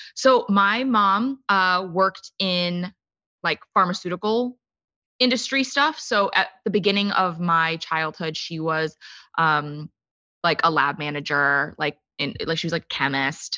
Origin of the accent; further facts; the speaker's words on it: United States; I grew up in the suburbs of D C